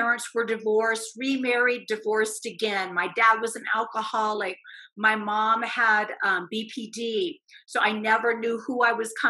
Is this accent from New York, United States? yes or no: no; Indiana, United States; moved away as an adult; also born or lived in Arizona; I was driving home from the University of Arizona to Indiana, where I grew up